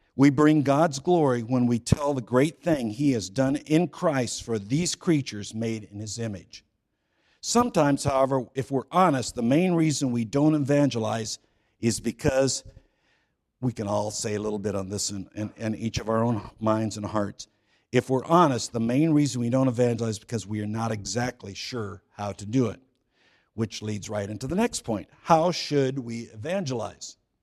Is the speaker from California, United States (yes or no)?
yes; California, United States; I grew up in California, so I say San Quentin